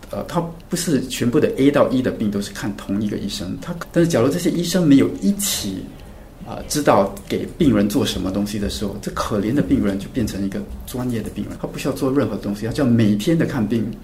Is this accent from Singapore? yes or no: yes; Singapore; 我从小在新加坡长大